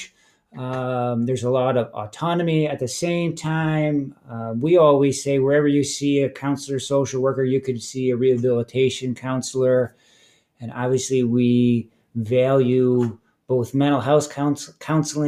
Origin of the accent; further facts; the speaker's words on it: Buffalo, New York, United States; moved away as an adult; I'm originally from Buffalo, New York